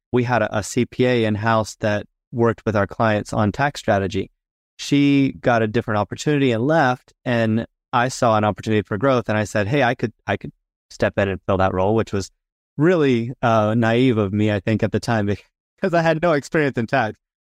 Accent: Florida, United States; moved away as an adult; also born or lived in Utah / Washington, D.C. / Houston, Texas; now in Southern Utah, United States; I was born and raised in Florida, go back actually several

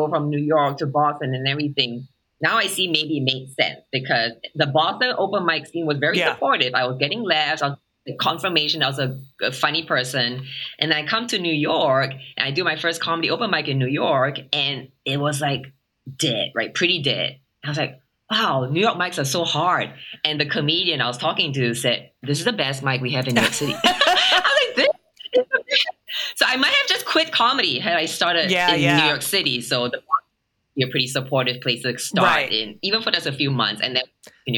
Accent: Singapore; also born or lived in Asia; now in United States; I'm so Singaporean in my brain still

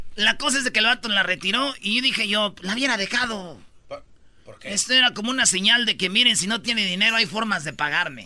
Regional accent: Mexico; Somos los, somos los papás mexicanos

